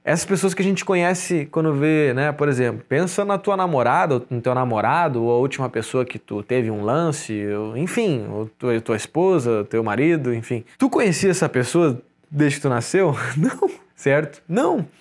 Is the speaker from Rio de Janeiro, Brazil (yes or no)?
no; Porto Alegre, Rio Grande do Sul, Brazil; now in Florianópolis, Brazil; Sou gaúcho de Porto Alegre